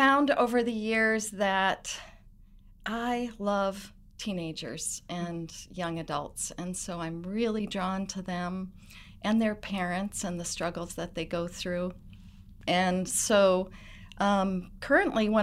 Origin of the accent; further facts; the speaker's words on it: New Hampshire, United States; I'm from New Hampshire and was raised in the United Church of Christ